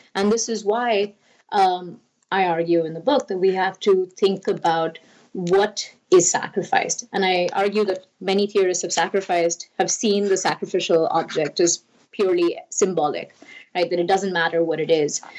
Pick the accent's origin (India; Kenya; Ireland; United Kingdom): India; moved away; I grew up in India